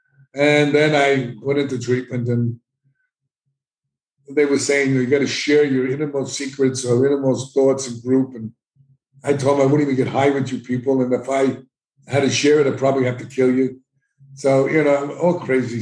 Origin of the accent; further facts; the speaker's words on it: New York City, New York, United States; I grew up in the South Bronx